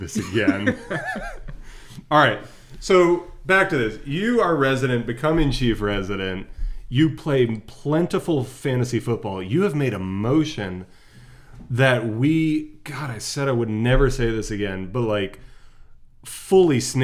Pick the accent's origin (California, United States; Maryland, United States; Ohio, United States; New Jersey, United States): New Jersey, United States; accent: Jersey; And there was my Jersey accent.